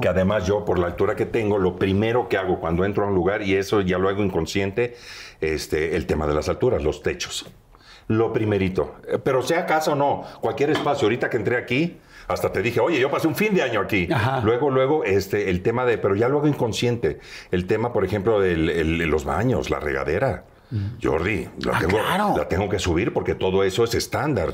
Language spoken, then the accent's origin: Spanish; Veracruz, Mexico; moved away; yo soy oriundo de Veracruz, del puerto